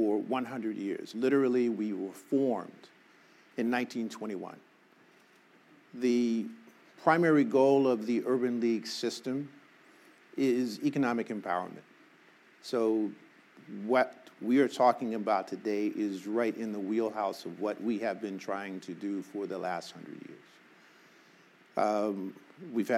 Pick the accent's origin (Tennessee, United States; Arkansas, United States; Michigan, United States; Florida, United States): Arkansas, United States; now in Los Angeles, United States; I was born in Arkansas